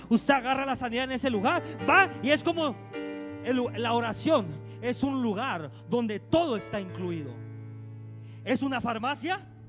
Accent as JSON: {"language": "Spanish", "country": "Mexico", "said": "Así somos los mexicanos"}